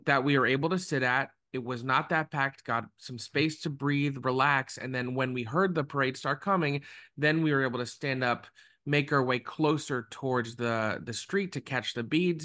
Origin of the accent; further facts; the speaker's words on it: South Florida, United States; I grew up in South Florida.